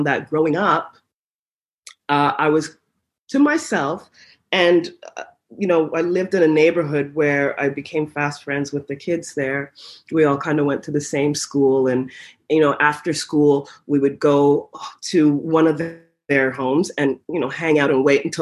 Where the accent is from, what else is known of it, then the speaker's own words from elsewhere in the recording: Ottawa, Ontario, Canada; I grew up in Ottawa, Ontario, Canada